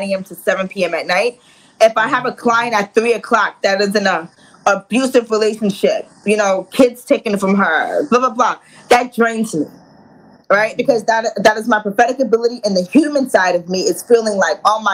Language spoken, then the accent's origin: English; New York City, New York, United States; I'm from Queens, New York. So I'm a turn up girl.